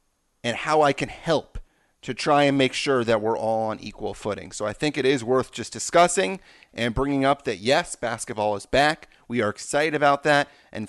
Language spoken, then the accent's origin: English; Los Angeles, California, United States; I am somebody that is a white male, born and raised in Los Angeles